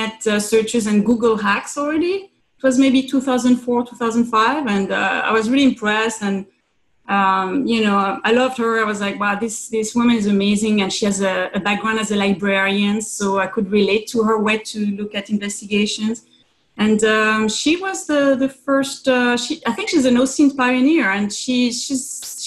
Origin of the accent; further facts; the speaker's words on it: France; moved away as an adult; also born or lived in Hungary; now in Brooklyn, United States; I was coming from France, working in the US